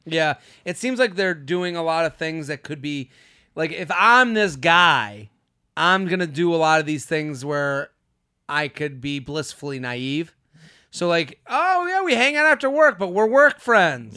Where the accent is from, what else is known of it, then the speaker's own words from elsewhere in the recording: outside of Boston, Massachusetts, United States; I'm from Boston